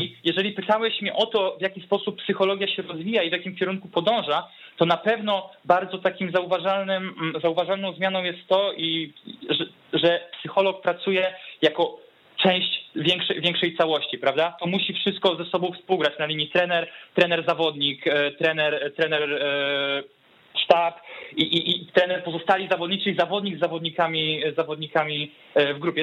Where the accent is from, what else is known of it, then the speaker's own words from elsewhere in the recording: Warsaw, Masovian Voivodeship, Poland; now in Pomerania, Poland; pochodzę z, z Warszawy, tu się wychowałem